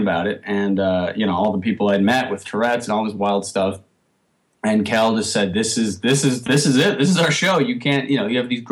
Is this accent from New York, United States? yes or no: yes; New York, United States; growing up in New York in the 80s and 90s